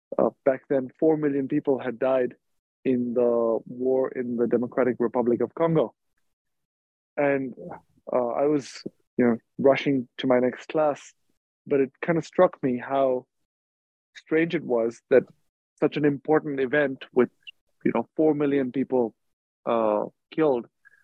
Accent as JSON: {"language": "English", "country": "India", "tie": "born or raised there", "also_born_or_lived": "Dubai, United Arab Emirates", "said": "I grew up in India and in Dubai, where my parents were working. I went to boarding school in India."}